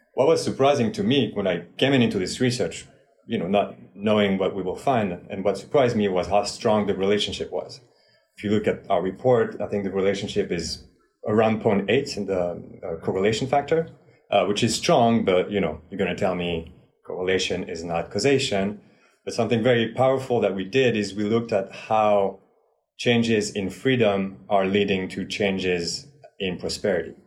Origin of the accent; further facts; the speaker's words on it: France; moved away; I am originally from France